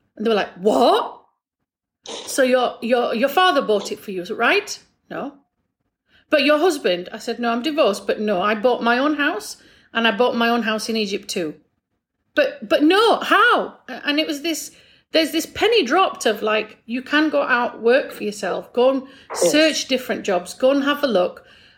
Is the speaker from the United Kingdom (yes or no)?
yes; England, United Kingdom; I'm English background, special needs background. I was also senior leadership back in the UK.